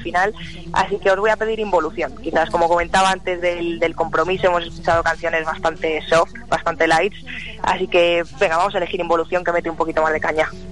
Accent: Madrid, Community of Madrid, Spain; soy de Madrid, soy muy jovencita, tengo 21 años

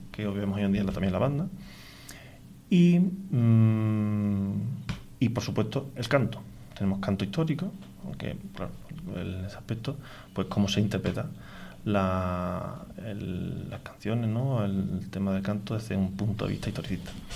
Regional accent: Galaroza, Andalusia, Spain; yo soy de Galaroza

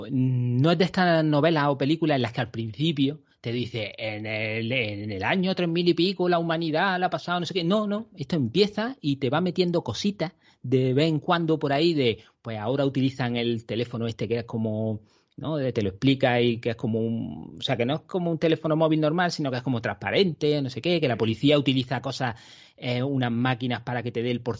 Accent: Andalusia, Spain; soy andaluz

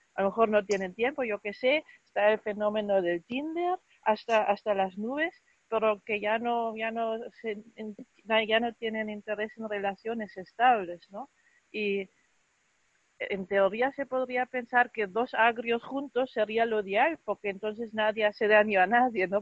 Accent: Germany; yo soy de Alemania

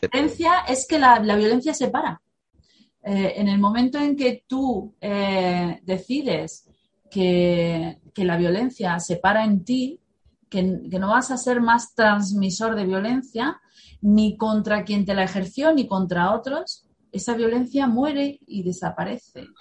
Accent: Spain; nuestra guerra civil

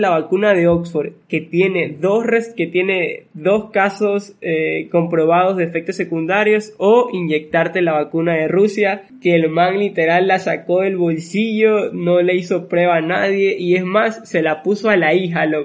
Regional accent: Basque Country, Spain; O sea, por ejemplo, yo que soy vasco, no es con B pequeña, significa que esa descendencia viene de España

